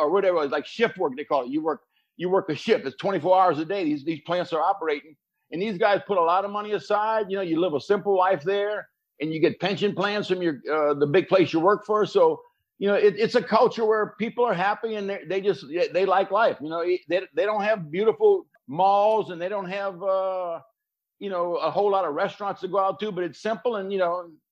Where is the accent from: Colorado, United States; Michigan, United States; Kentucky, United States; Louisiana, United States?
Louisiana, United States; Reserve; Reserve was a small little town along the Mississippi River